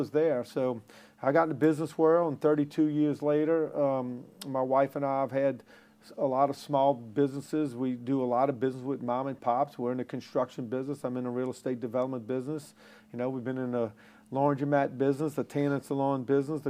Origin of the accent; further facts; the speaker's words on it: Jefferson Parish, Louisiana, United States; also born or lived in New Orleans; I was born in New Orleans, raised in Jefferson Parish.